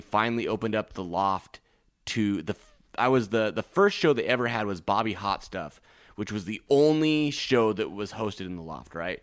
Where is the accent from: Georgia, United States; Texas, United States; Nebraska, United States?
Nebraska, United States; now in Los Angeles, United States; I'm from Lake Nebraska